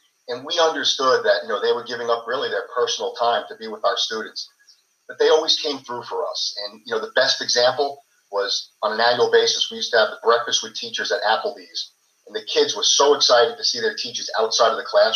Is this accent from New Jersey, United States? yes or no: no; Holbrook, New York, United States; I grew up and lived in Holbrook for 50 years